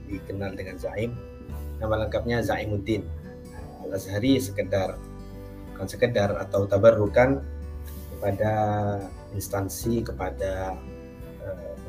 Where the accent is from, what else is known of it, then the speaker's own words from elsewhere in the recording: East Java, Indonesia; now in Situbondo, Indonesia; Jadi saya asal Madura, saya lahir dari di Madura, orang tua saya di Madura. Orang tua saya semuanya asal Madura. Tapi kemudian saya hijrah ke Situ Bondo